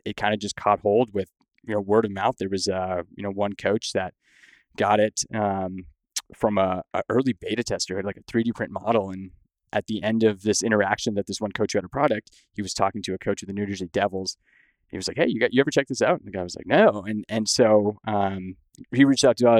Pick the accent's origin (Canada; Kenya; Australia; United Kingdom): Canada; Windsor, Ontario; moved away as an adult; now in United States; I grew up in Windsor, Ontario